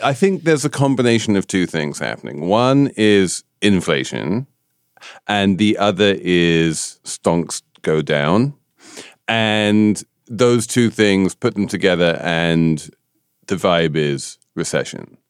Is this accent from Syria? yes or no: no; United Kingdom; I'm a Brit